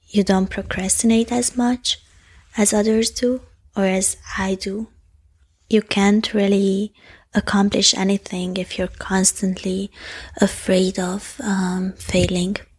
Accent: Hungary; first language Hungarian; English is a second language; it's my second language and I have all my complex thoughts in Hungarian

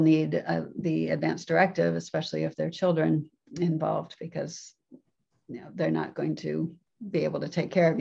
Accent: Florida, United States; moved away as an adult; also born or lived in Japan; growing up in Florida

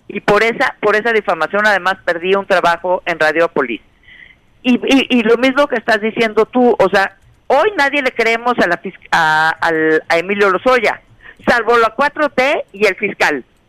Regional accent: Mexico; como mexicanos

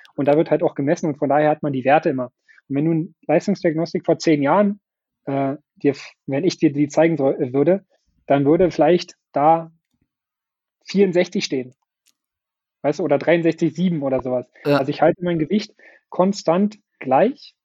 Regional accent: Brandenburg, Germany; Ich bin halt mhm. sehr heimatverbunden mit Brandenburg und mit Potsdam und mit meiner Heimatstadt

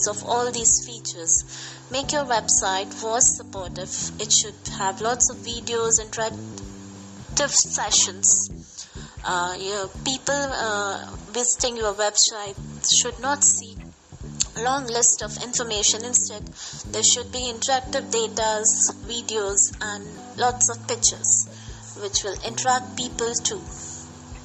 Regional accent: India; from India

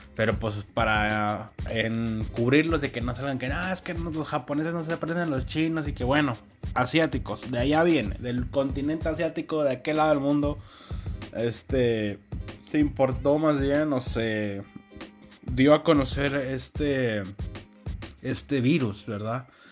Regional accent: Mexico; aquí en México

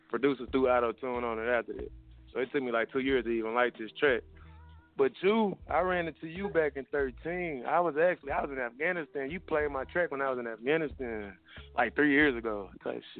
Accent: Dallas, Texas, United States; now in Pittsburgh, United States; I'm calling from Pittsburgh, but I'm from Dallas though. I just moved out here.

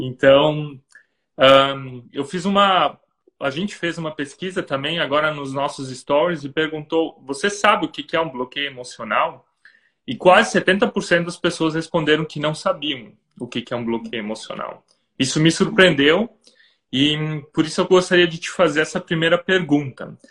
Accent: Brazil; moved away; agora morando fora do Brasil

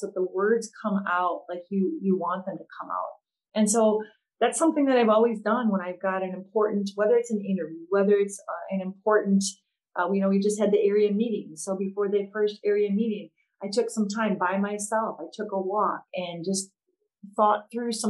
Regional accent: Antigo, Wisconsin, United States; my hometown high school in Antigo, Wisconsin

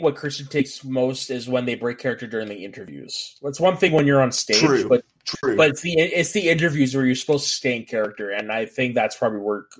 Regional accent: Canada; also born or lived in Terrace; I get a lot for being French Canadian.

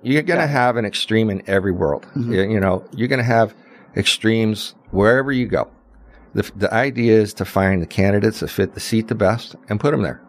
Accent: Las Vegas, Nevada, United States; the people I grew up with here in Las Vegas

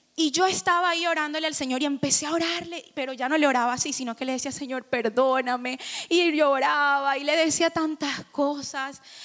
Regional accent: Barranquilla, Atlántico, Colombia; now in Miami, United States; somos costeños y nuestra familia es así, alegre

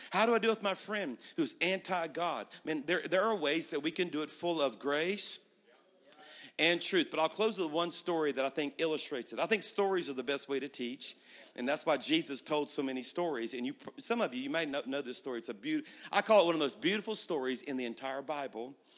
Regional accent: Baton Rouge, Louisiana, United States; now in Birmingham, United States; I was at my hometown in Baton Rouge, Louisiana, where I'm from

